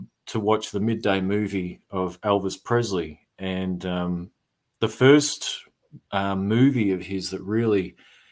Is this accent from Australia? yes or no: yes; Creswick, Victoria, Australia; now in Melbourne, Australia; So I grew up in Creswick. It's about 10 or 15 minutes out of Ballarat